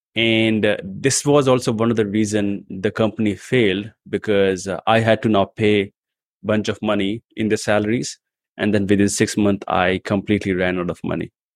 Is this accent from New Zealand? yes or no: no; India; also born or lived in New Delhi; I come from India